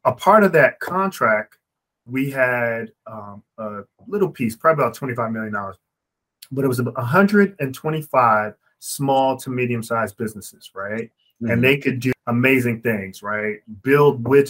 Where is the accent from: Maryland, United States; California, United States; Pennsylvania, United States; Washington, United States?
Maryland, United States; my home state of Maryland